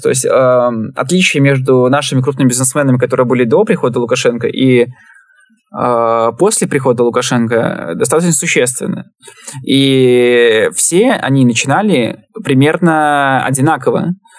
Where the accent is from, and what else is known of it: Belarus